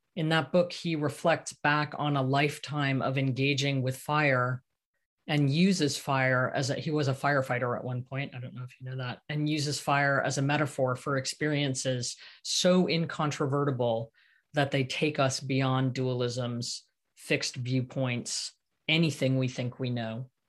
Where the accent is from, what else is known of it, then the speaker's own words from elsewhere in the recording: Santa Cruz, California, United States; my hometown of Santa Cruz